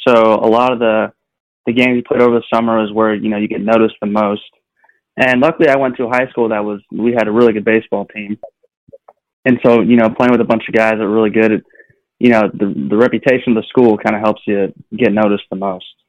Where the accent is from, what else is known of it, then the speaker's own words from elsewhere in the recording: California, United States; moved away; also born or lived in North Carolina; I'm from California, and so you know, growing up, baseball was always within my family